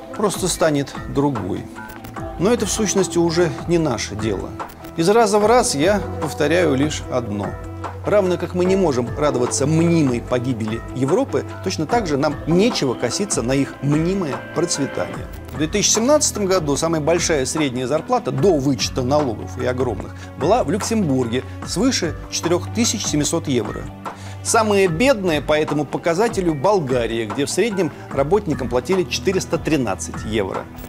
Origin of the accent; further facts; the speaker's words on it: Russia; Ну, из России